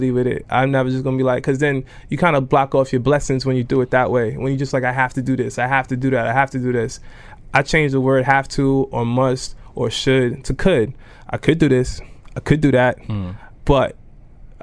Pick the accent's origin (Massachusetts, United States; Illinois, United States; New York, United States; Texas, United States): New York, United States; New York City; I grew up in Brooklyn